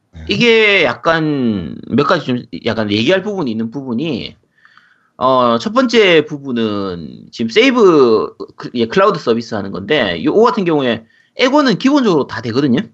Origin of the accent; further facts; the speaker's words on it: Busan, South Korea; 저는 이제 부산이라서 롯데 팬이기 때문에